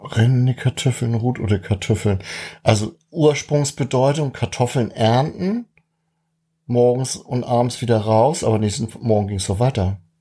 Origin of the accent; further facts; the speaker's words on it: Schleswig-Holstein, Germany; als Holsteiner